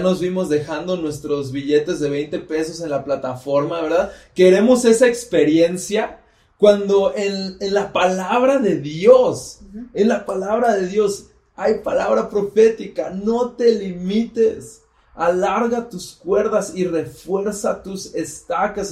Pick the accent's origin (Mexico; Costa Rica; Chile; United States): Mexico; State of Mexico; Soy del Estado de México